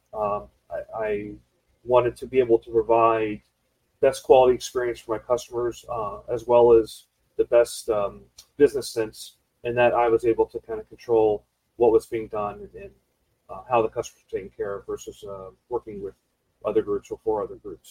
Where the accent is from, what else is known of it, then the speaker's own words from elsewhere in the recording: South Florida, United States; I'm a uh, native Floridian, born and raised in the South Florida market.